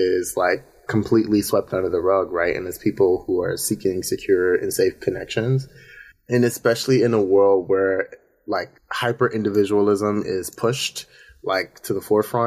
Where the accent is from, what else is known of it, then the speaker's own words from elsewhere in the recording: Baltimore, Maryland, United States; now in Brooklyn, United States; But I am originally from Baltimore. I'm stationed in Brooklyn.